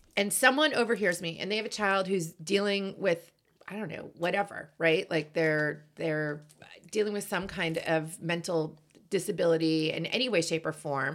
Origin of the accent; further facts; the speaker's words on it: Boston, Massachusetts, United States; I am from Boston